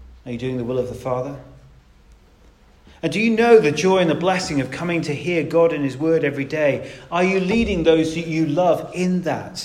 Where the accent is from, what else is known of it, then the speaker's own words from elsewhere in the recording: United Kingdom; We're British after all, aren't we?